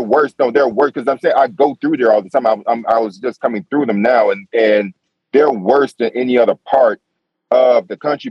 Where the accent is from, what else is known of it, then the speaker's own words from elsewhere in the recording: New York, United States; I'm from New York